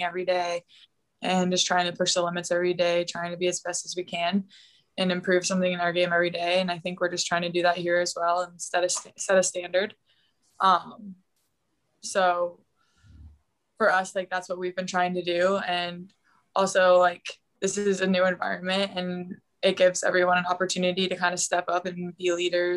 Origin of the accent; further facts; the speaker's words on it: Cleveland, Ohio, United States; moved away; also born or lived in North Carolina; I'm from Cleveland. I was born there.